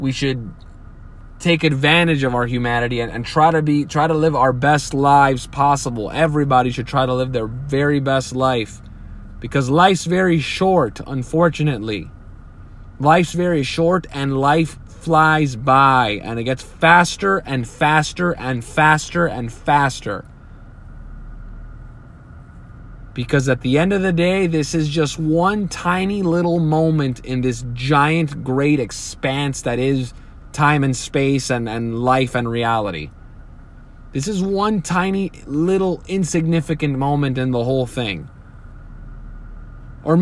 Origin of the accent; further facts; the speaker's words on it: United States; this is the country I was born in. I am an American. And this is my home